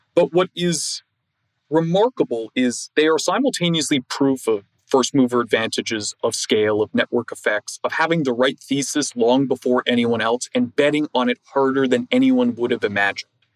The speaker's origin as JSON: {"language": "English", "town": "Toronto", "region": "Ontario", "country": "Canada", "tie": "born or raised there", "said": "I grew up in Toronto, in a business community."}